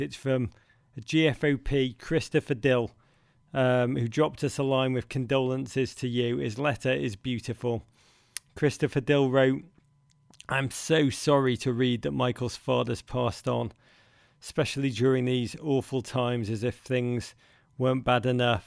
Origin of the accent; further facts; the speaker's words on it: Liverpool, North West England, United Kingdom; where I grew up in Liverpool